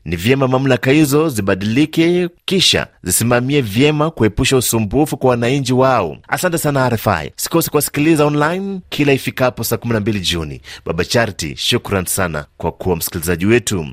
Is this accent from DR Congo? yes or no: yes; DR Congo; kutoka nchini DRC